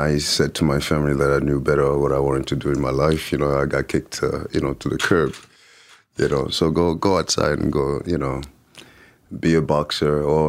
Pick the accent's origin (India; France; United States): France; also born or lived in Lyon; growing up in France and thinking that I knew better.